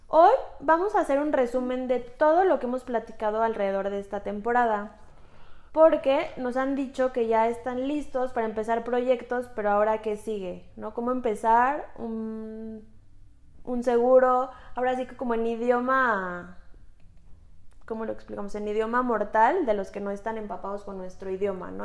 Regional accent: Mexico; Somos mujeres mexicanas

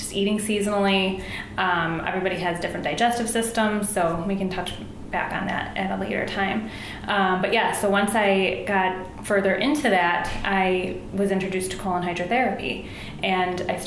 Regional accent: Buffalo, New York, United States; now in Chicago, United States; I'm from Buffalo, New York

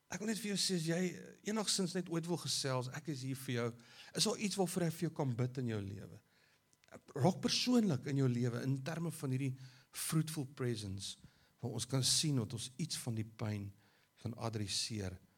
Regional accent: South Africa; ons as Afrikaners

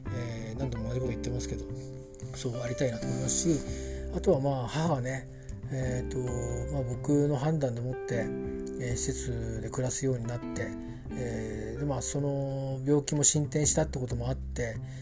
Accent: Kanto, Japan; 小さい頃から関東圏にいたもんですから

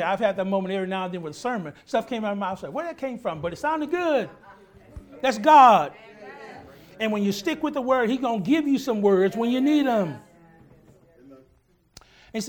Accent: Texas, United States; I'm from Texas

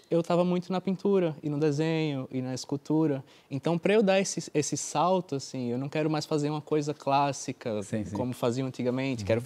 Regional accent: Brazil; moved away as an adult; ah, bem, eu eu vim do Brasil, né? E no Brasil eu fazia cinema.

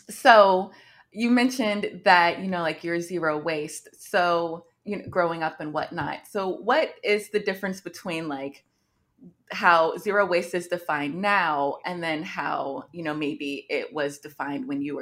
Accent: United States; I'm Black American, so you know, like all my grandparents and stuff were born here for the most part.

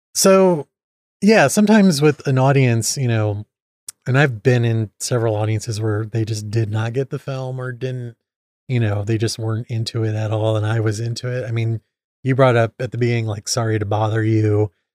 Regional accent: Indiana, United States; accent: Midwest; I'm from Indiana

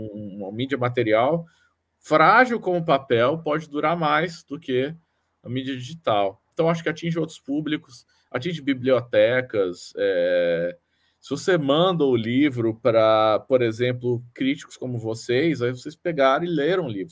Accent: Brasília, Federal District, Brazil; moved away; eu venho de Brasília, né? Originalmente

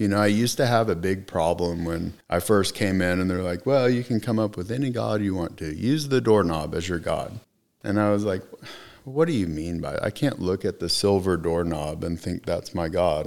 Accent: Oklahoma City, Oklahoma, United States; also born or lived in Austin, Texas; now in Plano, United States; she decided that we would, uh, move back to Oklahoma City

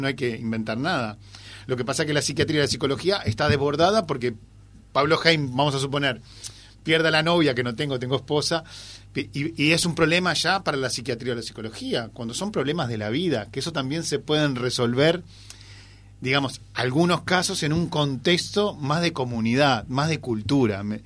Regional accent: Uruguay; nosotros como uruguayos

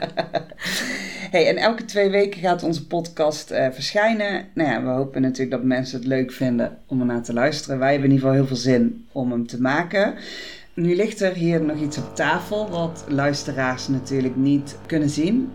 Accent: Tilburg, North Brabant, Netherlands; Ik kom uit Tilburg

